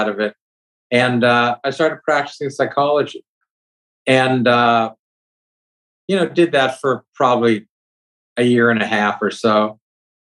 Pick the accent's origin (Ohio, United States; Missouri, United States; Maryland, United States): Ohio, United States; Youngstown; moved away as an adult; now in Columbus, United States; I grew up with in Youngstown